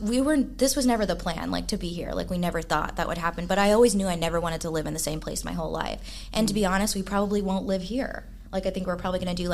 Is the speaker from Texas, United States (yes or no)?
yes; Dallas, Texas, United States; moved away as an adult; also born or lived in Fort Worth; I'm grew up in Dallas